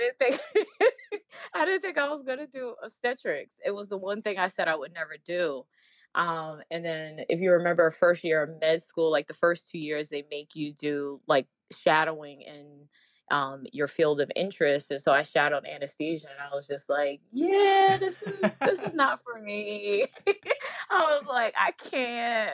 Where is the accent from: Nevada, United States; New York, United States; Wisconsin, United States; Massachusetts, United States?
New York, United States; New York City; also born or lived in Washington, D.C.; I'm originally from New York